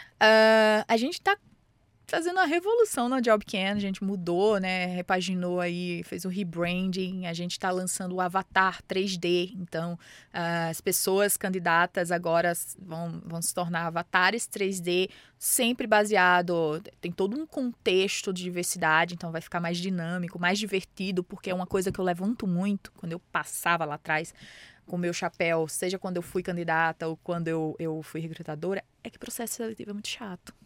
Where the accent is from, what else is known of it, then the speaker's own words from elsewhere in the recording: Mossoró, Rio Grande do Norte, Brazil; moved away as an adult; now in São Paulo, Brazil; Eu venho da periferia, é, de Mossoró, Rio Grande do Norte, venho da periferia, já passei por enchente